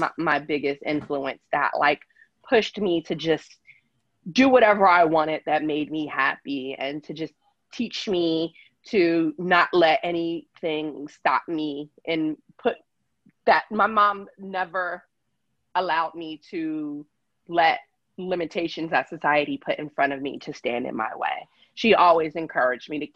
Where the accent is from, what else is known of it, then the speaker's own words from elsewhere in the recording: Pennsylvania, United States; moved away as an adult; now in Los Angeles, United States; for the first 10 years, I grew up in LA. So I was born in LA, lived in LA for the first 10 years of my life. And then my mom had my baby sister, and then we moved to Pennsylvania